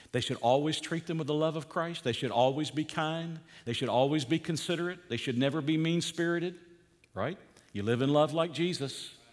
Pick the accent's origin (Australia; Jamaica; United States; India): United States; Georgia; moved away; Where I grew up in Georgia